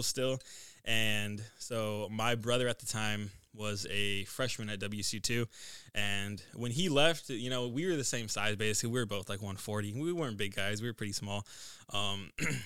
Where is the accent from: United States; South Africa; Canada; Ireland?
United States; Brewster, Washington; also born or lived in Bridgeport, Washington / Omak, Washington; typical small town kid story. So I was born in Brewster, Washington, lived in Bridgeport, Brewster, Omak, Washington, moved around a lot for high school